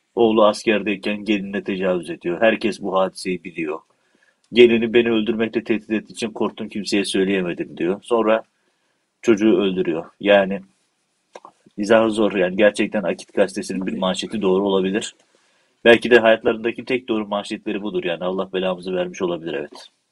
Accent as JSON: {"language": "Turkish", "town": "Silifke", "region": "Mersin", "country": "Turkey", "tie": "born or raised there", "said": "çünkü ben Silifke'liyim"}